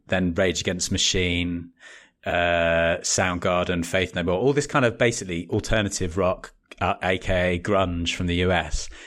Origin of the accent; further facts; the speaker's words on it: West Wickham, London, United Kingdom; moved away; also born or lived in Bromley / Leeds; I was born in Bromley and grew up in a little town called West Wickham in the South East.